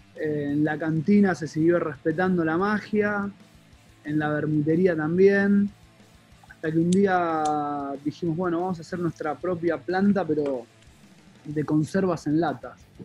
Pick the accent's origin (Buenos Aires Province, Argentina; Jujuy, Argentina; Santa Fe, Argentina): Buenos Aires Province, Argentina; Quilmes; soy quilmenio.